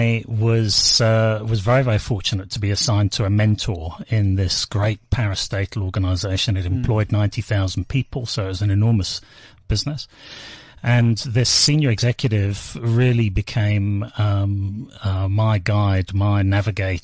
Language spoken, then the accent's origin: English; United Kingdom; moved away as an adult; now in South Africa; I was born and bred in the UK